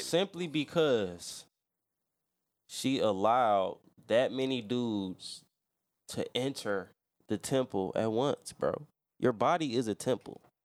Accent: Louisiana, United States; I'm from Louisiana. That's where I was born.

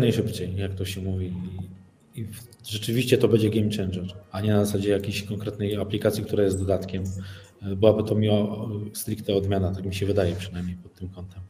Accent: Mysłowice, Silesian Voivodeship, Poland; jestem z Mysłowic.

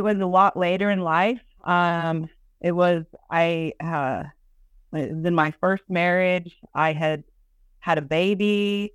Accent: Austin, Texas, United States; born or raised there

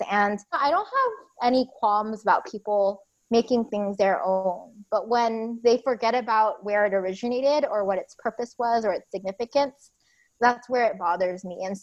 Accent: United States; we're super proud of being Vietnamese American

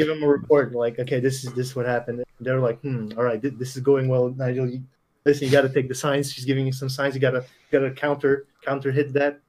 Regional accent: Bulgaria; accent: Bulgarian; English is a second language; she told me that my Bulgarian accent sounds like I'm in a movie

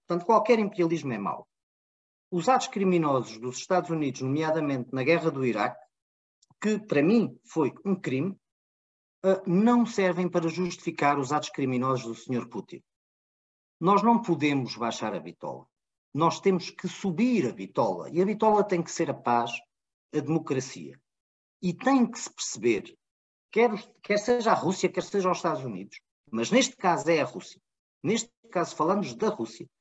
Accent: Portugal; nós, portugueses

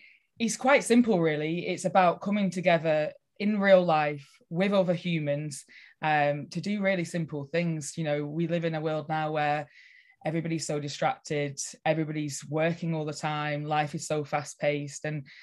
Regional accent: Cockerham, North West England, United Kingdom; Yeah, so I am born and bred in Cockerham, which is just Lancaster area. I grew up on a farm, and when I was a teenager, I sort of thought I'm going to leave the area.

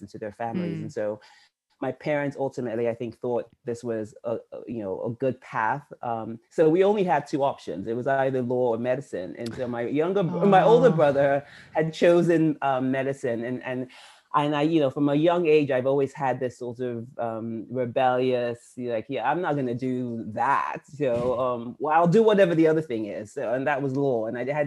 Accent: Benin City, Edo, Nigeria; now in United States; I'm from Nigeria, which is and I'm from Benin City, Edo State

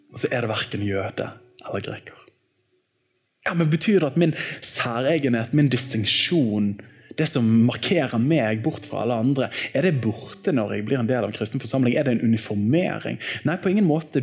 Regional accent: Bergen, Vestland, Norway; i Åsane frikirke, der jeg vokste opp

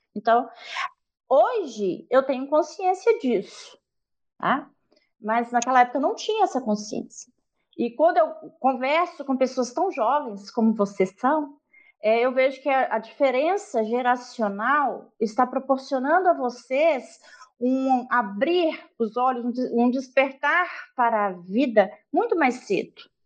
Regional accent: Minas Gerais, Brazil; Eu sou mineira lá da roça, nasci numa comunidade é, rural chamada Palmulato

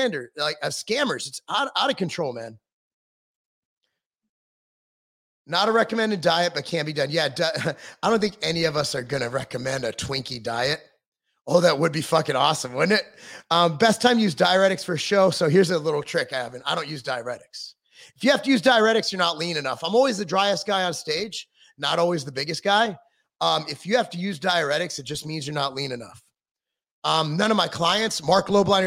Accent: Inglewood, California, United States; also born or lived in Brentwood, California; I come from Inglewood, California

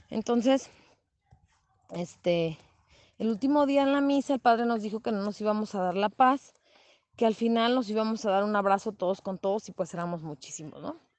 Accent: San José de Gracia, Michoacán, Mexico; aquí en el pueblo donde yo soy nativa, en San José de Gracia, Michoacán.

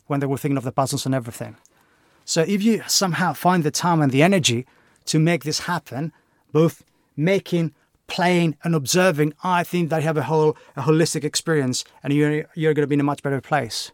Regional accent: Greece; moved away as an adult; now in United Kingdom; as you can probably tell by my accent, I'm not from the U K, I'm Greek.

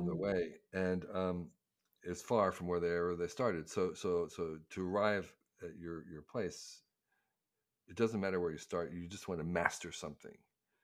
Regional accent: New Jersey, United States; because I was growing up in Northern Jersey in the 50s and 60s. It was incredibly parochial. It was like just very, very small town-ish thinking and horizons.

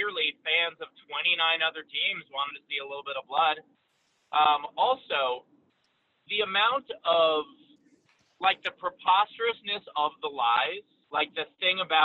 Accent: New York, United States; I'm a New Yorker

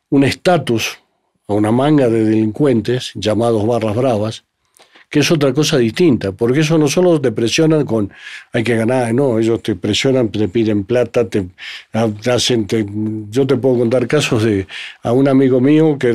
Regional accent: Santa Fe, Argentina; moved away as an adult; also born or lived in Buenos Aires, Argentina; now in Colombia; crecimos en Argentina

